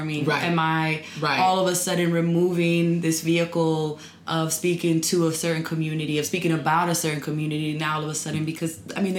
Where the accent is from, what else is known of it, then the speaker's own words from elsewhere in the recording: New York City, New York, United States; moved away as an adult; now in Washington, D.C., United States; I was actually born and raised near Harlem in Manhattan.